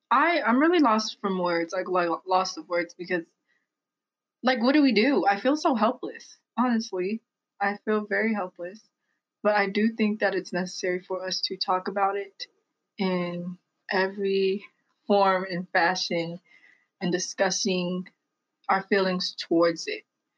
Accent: United States; I was born in America for the first time in my like family.

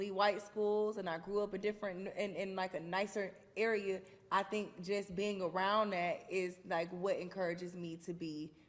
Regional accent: Atlanta, Georgia, United States; I'm from Atlanta.

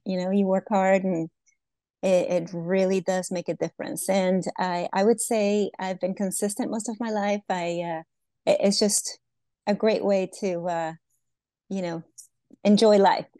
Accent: Venezuela; moved away; I was originally born in Venezuela

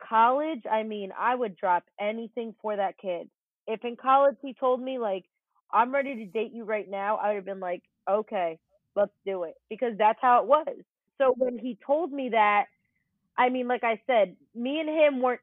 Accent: New Jersey, United States; where I grew up and lived in Jersey.

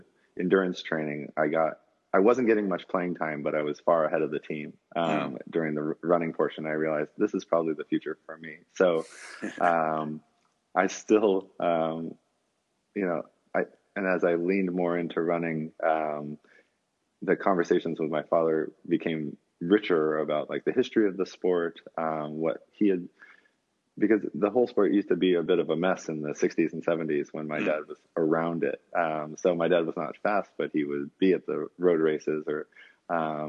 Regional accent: United States; as an American

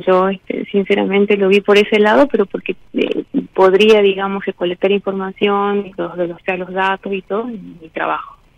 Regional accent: Salta, Argentina; De Salta, de Salta.

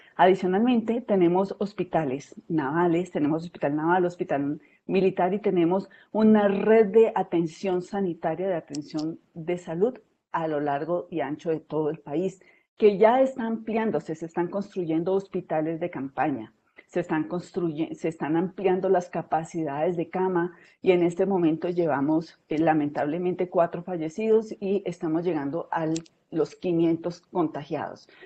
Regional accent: southern Colombia, Colombia; en el sur del país, eh, particularmente del departamento de donde yo soy originaria

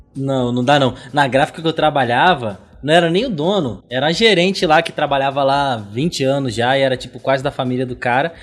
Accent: São Gonçalo, Rio de Janeiro, Brazil; eu não sou carioca não, mano. Sou do outro lado da ponte

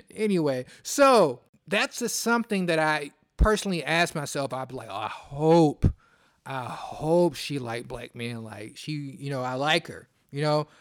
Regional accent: Detroit, Michigan, United States; I'm from Detroit.

